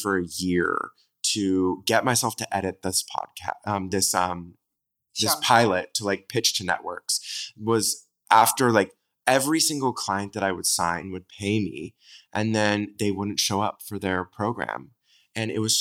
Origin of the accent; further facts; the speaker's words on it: Southern California, United States; I'm from Southern California